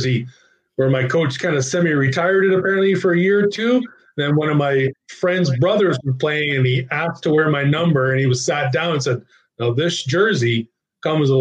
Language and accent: English; Ottawa, Ontario, Canada; Ottawa. I mean, it's my hometown.